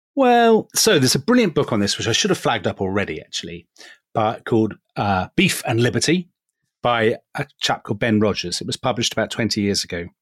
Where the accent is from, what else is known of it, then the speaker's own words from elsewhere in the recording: England, United Kingdom; we are both English